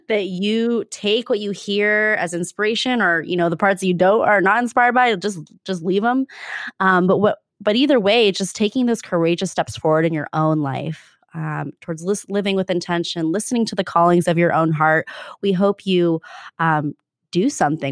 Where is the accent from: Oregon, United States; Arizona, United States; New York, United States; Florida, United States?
Arizona, United States; now in Bay Area, United States; it's a different place, and, um, at the same time, it's a, it was a special place to grow up